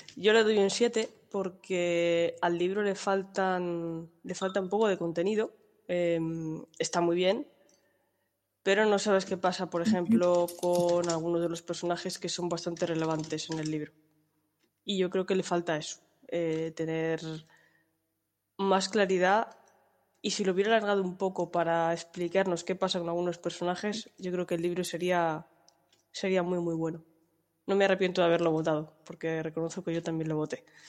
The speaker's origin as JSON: {"language": "Spanish", "town": "Toledo", "region": "Castilla-La Mancha", "country": "Spain", "said": "soy de la calurosa ciudad de Toledo"}